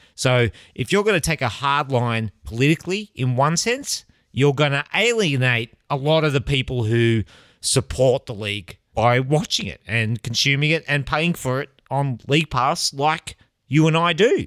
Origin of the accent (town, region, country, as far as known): Australia